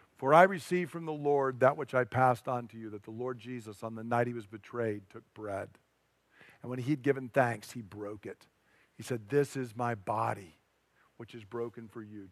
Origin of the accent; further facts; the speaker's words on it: United States; I'm an American